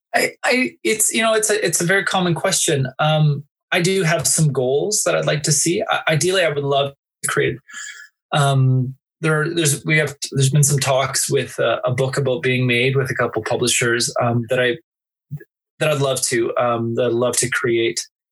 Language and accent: English; Canada; I'm not American, I'm Canadian